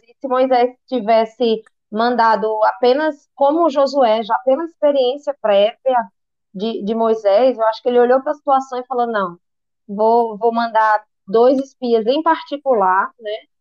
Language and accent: Portuguese; Recife, Pernambuco, Brazil; eu sou de Recife